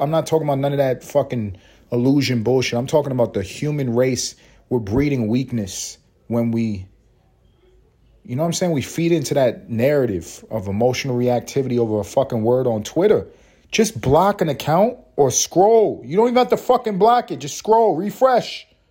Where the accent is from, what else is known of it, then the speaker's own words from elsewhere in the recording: New York City, New York, United States; I grew up in Harlem. I grew up in Spanish Harlem